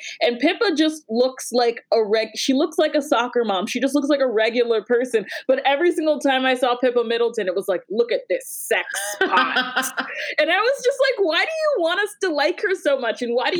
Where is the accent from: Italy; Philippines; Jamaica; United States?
Jamaica; I watched it because, you know, as I said, I'm Jamaican.